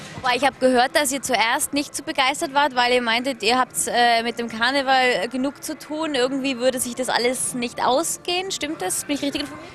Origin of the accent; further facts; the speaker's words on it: Austria; als Österreicherin